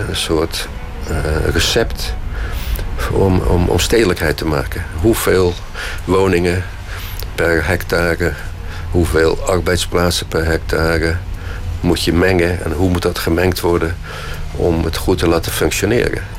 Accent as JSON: {"language": "Dutch", "town": "Krabbendijke", "region": "Zeeland", "country": "Netherlands", "tie": "born or raised there", "said": "Ik ben geboren in Zeeland in Krabbedijken. Dat ligt op Zuid-Beverland"}